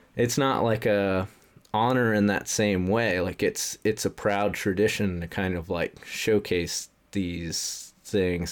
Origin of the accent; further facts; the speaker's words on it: the South, United States; growing up in the South